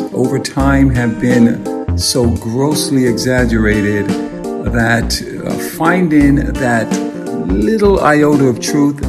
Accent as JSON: {"language": "English", "country": "United States", "said": "from the USA."}